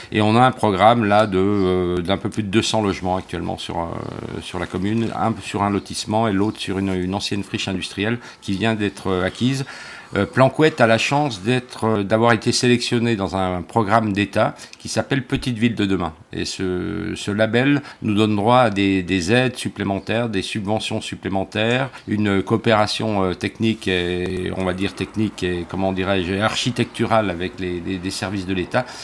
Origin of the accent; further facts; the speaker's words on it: Jura, Bourgogne-Franche-Comté, France; moved away; also born or lived in Brittany; je suis né dans le Jura